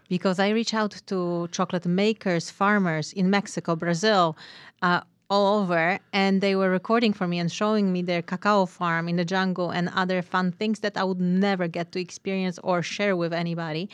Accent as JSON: {"language": "English", "country": "Poland", "moved": "as an adult", "lives_now": "Ashland, United States", "said": "I am originally from Poland"}